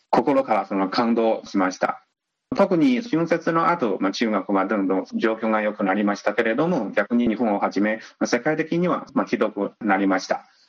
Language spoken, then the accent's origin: Japanese; China; 我々中国人として